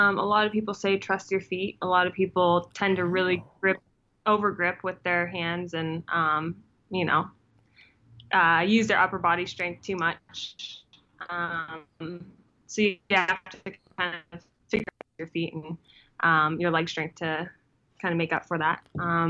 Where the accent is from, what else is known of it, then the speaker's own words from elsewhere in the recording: Seattle, Washington, United States; I came from Seattle, so.